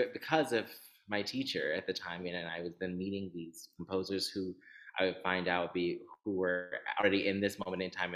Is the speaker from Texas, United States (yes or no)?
yes; Houston, Texas, United States; moved away; I'm from Houston, Texas originally